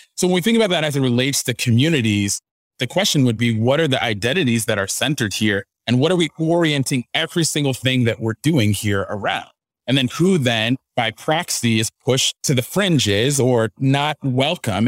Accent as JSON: {"language": "English", "town": "Dallas", "region": "Texas", "country": "United States", "tie": "born or raised there", "also_born_or_lived": "Ghana (parents) / Abilene, Texas / Spokane, Washington", "moved": "as an adult", "lives_now": "Nashville, United States", "said": "I grew up in the Dallas area"}